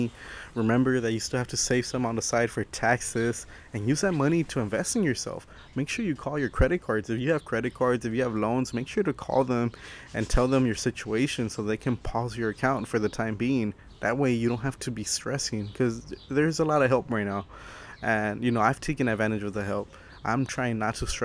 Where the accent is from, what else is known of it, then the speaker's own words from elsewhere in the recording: Los Angeles, California, United States; I'm from Los Angeles, California